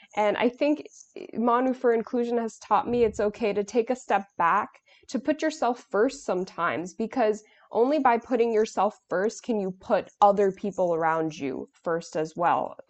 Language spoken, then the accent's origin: English; New York, United States; I'm from New York